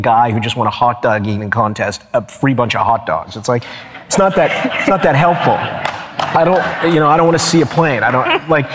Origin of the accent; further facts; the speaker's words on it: Canada; I'm Canadian